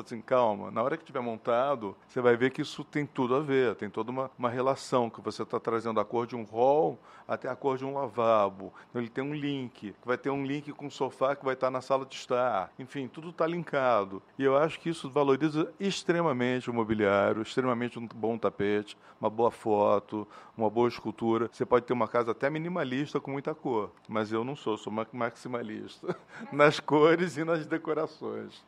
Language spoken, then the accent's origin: Portuguese; Rio de Janeiro, Brazil; Então, eu sou carioca, eu nasci no Rio de Janeiro, numa cidade absolutamente colorida